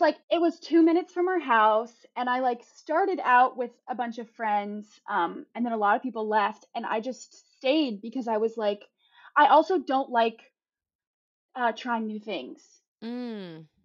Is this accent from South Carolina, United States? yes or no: yes; South Carolina, United States; moved away as an adult; also born or lived in Savannah, Georgia; now in Los Angeles, United States; growing up in South Carolina